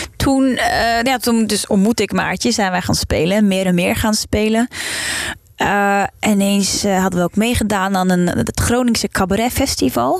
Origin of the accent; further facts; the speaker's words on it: Trondheim, Trøndelag, Norway; Dutch is a second language; moved away as an adult; also born or lived in Delft, Netherlands; now in Netherlands; ik ben opgegroeid in Noorwegen